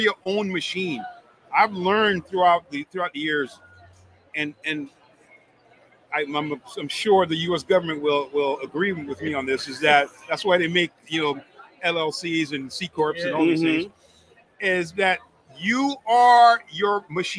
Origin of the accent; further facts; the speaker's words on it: Miami, Florida, United States; I grew up in Miami, South Beach. That's where I would hang out, going to art galleries out there, doing the art deco type of thing.